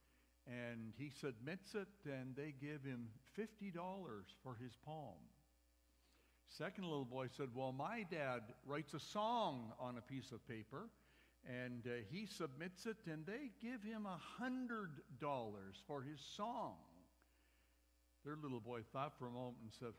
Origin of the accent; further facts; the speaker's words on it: Medicine Hat, Alberta, Canada; I grew up with Peter in Medicine Hat about 10,000 years ago